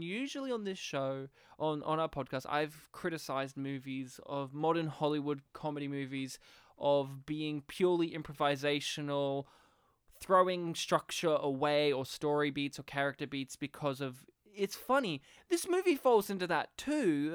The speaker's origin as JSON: {"language": "English", "country": "Australia", "said": "being an Australian, from rural Australia"}